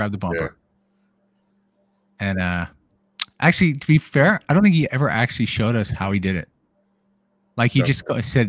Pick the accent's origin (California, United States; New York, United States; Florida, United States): California, United States; moved away as an adult; now in Nevada, United States; so we're both from California. I was born and raised in California specifically for like 47 years. I lived there. And just over in the last 5 years, I moved out here to Nevada.